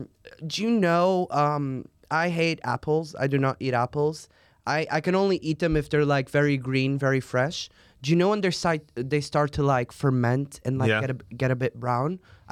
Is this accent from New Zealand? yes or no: no; Portugal; English is a second language; I'm from Portugal.